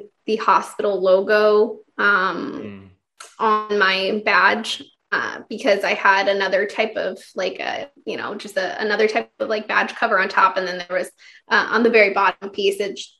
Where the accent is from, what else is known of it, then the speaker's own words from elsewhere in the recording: Kansas, United States; moved away as an adult; also born or lived in California; now in Texas, United States; I'm actually from the Midwest